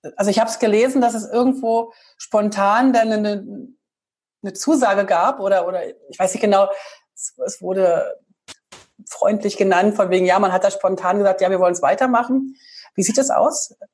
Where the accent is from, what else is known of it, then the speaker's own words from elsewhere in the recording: Berlin, Germany; wir sind beide aus Berlin.